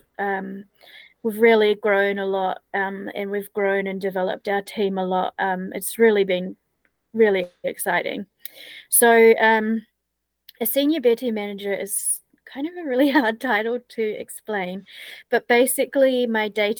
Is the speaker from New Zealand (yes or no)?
yes; New Zealand; moved away as an adult; I'm from New Zealand originally